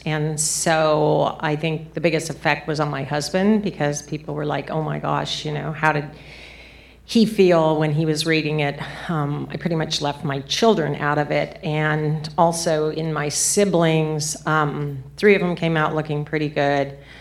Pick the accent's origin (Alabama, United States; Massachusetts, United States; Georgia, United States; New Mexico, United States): New Mexico, United States; southern; I was seven years old, and I was in a small town in southern New Mexico